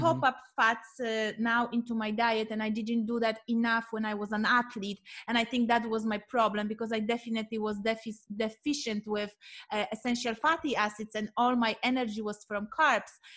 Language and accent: English; Poland; moved away; I am coming from Poland